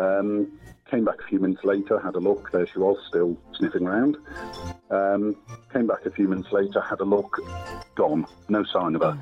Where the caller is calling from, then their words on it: Bristol, South West England, United Kingdom; I'm calling from Bristol